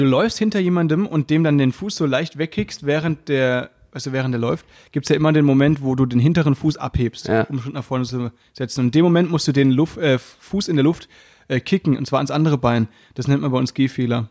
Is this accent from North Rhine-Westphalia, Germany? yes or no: no; Baden-Württemberg, Germany; ich komme ja aus Baden-Württemberg